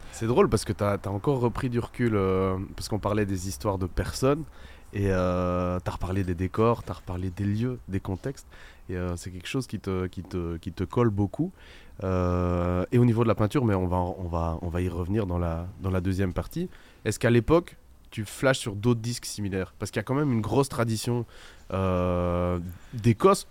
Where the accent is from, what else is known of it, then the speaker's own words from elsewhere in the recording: Belgium; on est belge